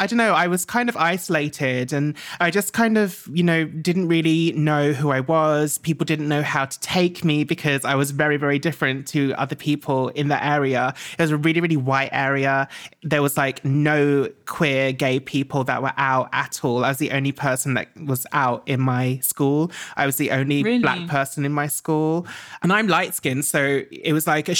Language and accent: English; Essex, East of England, United Kingdom; I grew up in Essex.